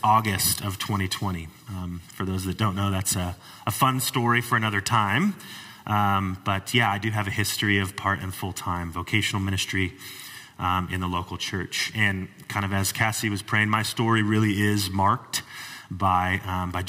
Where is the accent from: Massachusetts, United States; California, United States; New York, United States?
California, United States; Wildomar; I grew up here in the Temecula Valley. I grew up in what is now Wildomar, what was formerly Lake Elsinore, 909 area code back then